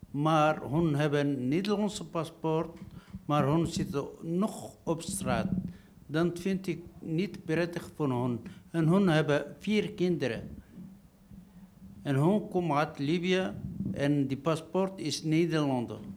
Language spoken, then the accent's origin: Dutch; Tunisia; Dutch is a second language; now in Netherlands; ik kom uit Tunesië.